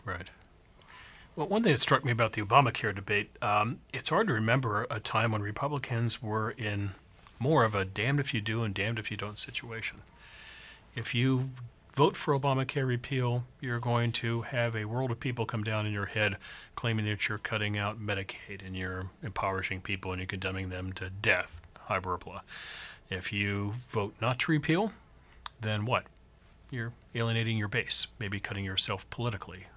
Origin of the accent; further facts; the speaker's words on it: California, United States; I come from California